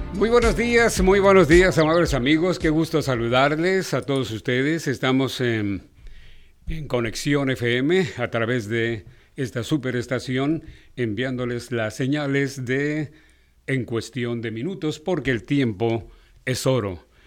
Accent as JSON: {"language": "Spanish", "country": "Mexico"}